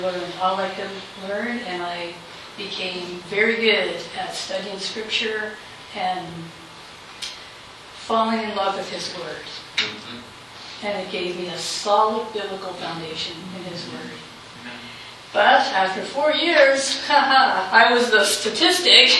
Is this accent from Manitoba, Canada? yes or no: no; Halifax, Nova Scotia, Canada; I'm from Halifax, Nova Scotia